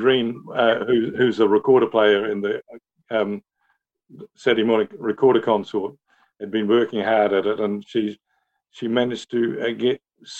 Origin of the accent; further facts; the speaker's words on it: New Zealand; also born or lived in Netherlands; No, I was born in Holland, and as a 10-year-old, my family came to New Zealand